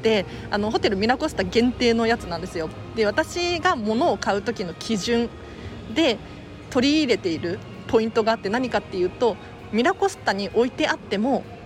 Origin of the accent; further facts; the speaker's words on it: Tokyo, Japan; 東京生まれ、東京育ち